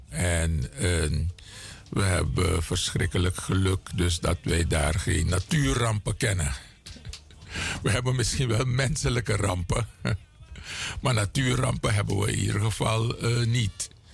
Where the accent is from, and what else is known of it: Suriname; also born or lived in Cameroon (ancestry)